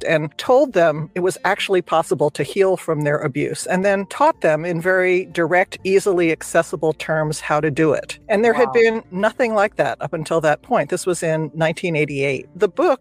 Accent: New Jersey, United States; moved away as an adult; now in California, United States; I grew up in New Jersey. I moved out to California

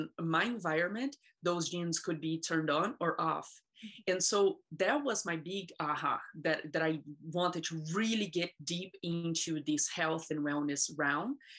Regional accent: Brazil; now in United States; I was born in Brazil, and I come from a very abusive childhood

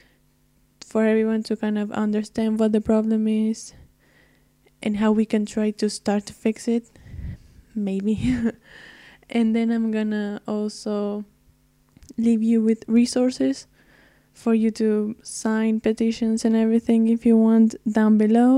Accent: Argentina; I'm not from the States. I'm from Argentina

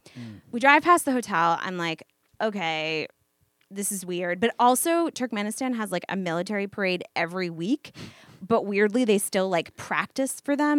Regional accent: United States; I didn't feel, like, singled out for being American.

